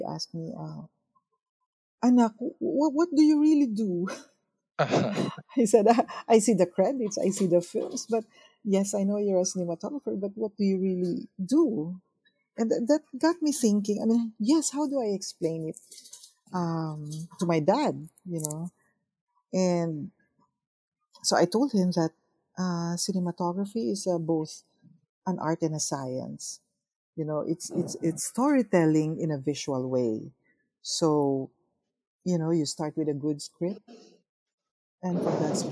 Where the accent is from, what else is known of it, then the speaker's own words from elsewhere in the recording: Philippines; as a Filipino filmmaker and as a Filipino artist